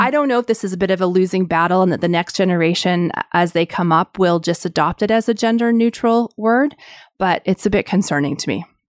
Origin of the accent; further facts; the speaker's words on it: Canada; being Canadian